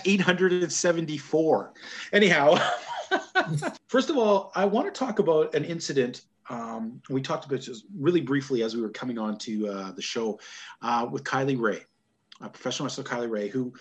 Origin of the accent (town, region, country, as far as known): Canada